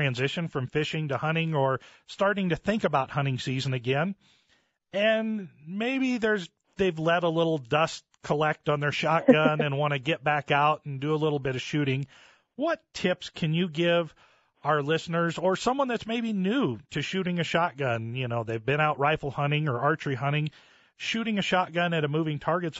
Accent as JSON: {"language": "English", "town": "Littleton", "region": "Colorado", "country": "United States", "tie": "born or raised there", "said": "I grew up down in the Littleton area."}